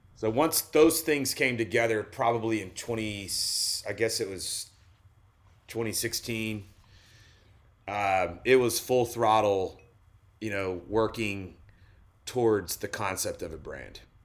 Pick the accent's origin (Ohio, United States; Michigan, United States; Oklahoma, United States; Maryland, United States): Oklahoma, United States; moved away as an adult; also born or lived in Colorado; I grew up in Oklahoma